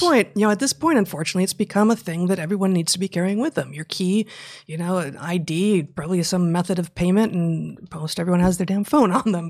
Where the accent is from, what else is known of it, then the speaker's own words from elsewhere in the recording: United States; as American citizens, you know, of the United States of America